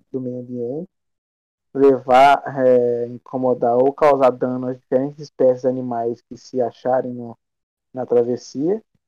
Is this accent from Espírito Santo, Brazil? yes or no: yes; Castelo, Espírito Santo, Brazil; eu sou de Castelo, né? Espírito Santo